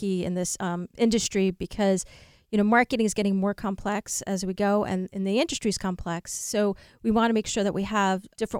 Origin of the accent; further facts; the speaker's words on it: New Jersey, United States; I'm from New Jersey.